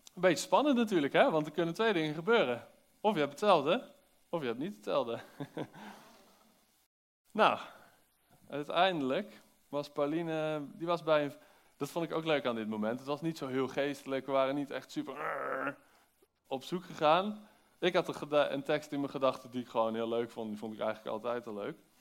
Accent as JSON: {"language": "Dutch", "country": "Netherlands", "said": "als Nederlander"}